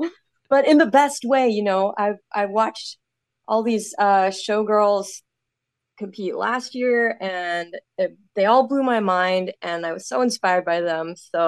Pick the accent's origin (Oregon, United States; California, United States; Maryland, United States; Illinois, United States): Oregon, United States; Eugene; now in Canada; So I was born in Oregon, outside of Eugene, grew up there, and then I immigrated into Canada in 2008.